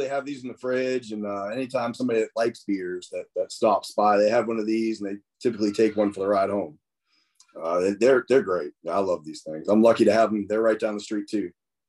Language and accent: English; Massachusetts, United States; now in Helena, United States; Originally from Massachusetts, and after bouncing around the whole country, I've settled down in Helena, Alabama, right by Birmingham.